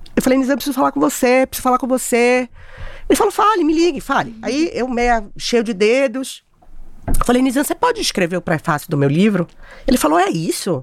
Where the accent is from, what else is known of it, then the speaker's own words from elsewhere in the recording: Bahia, Brazil; eu comecei minha carreira em Salvador, sou baiana